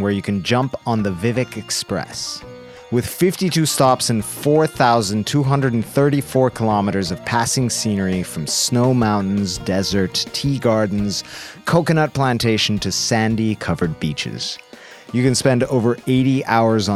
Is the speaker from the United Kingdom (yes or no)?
no; Bolivia